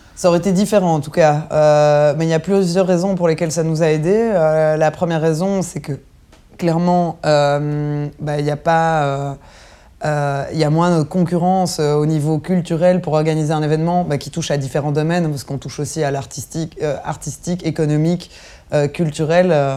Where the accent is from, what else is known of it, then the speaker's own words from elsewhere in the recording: Belgium; on est des Belges